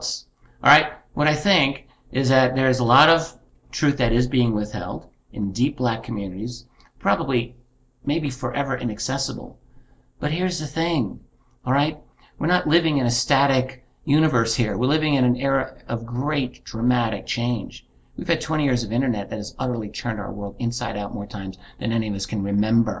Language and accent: English; United States; I'm an American citizen. That's my government.